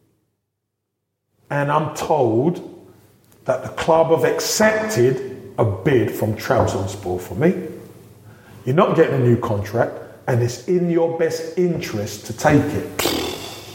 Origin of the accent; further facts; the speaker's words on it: London, United Kingdom; moved away; I'm a boy from Brixton